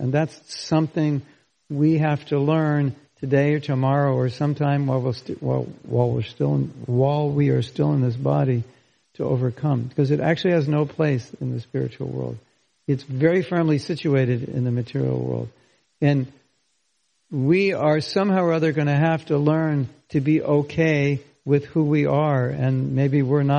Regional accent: California, United States; I grew up in California.

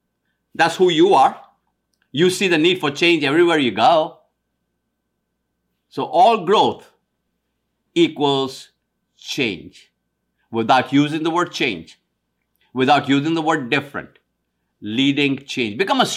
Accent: India; now in United States; I'm of Indian descent, East Indian descent from India. When I moved from India to America in 1973, on one side was an amazing change.

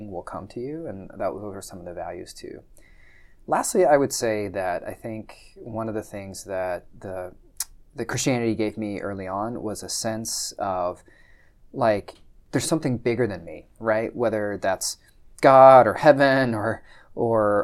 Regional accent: Texas, United States; also born or lived in Oklahoma City, Oklahoma / southwestern Oklahoma; I was raised in Texas

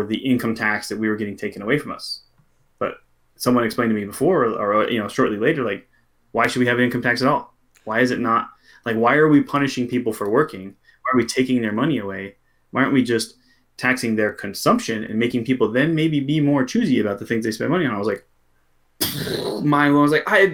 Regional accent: Pacific Northwest, United States; also born or lived in Florida; I grew up in the Pacific Northwest

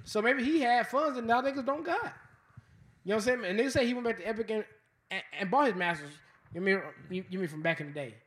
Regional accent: Las Vegas, Nevada, United States; I'm born and raised in Vegas. I, I've only lived in Vegas.

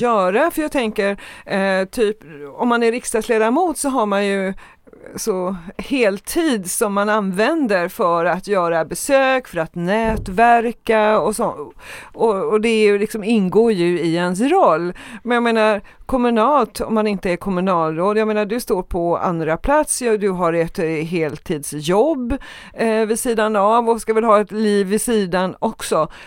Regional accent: Trollhättan, Västra Götaland, Sweden; jag är från Trollhättan

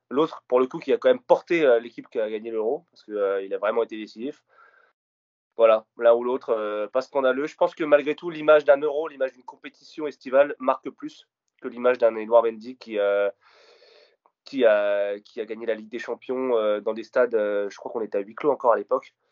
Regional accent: Paris, Île-de-France, France; je dis pas ça parce que je suis parisien

